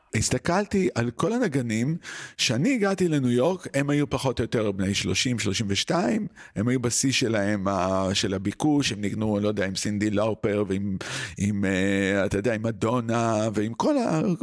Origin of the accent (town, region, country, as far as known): Israel; moved away; also born or lived in New York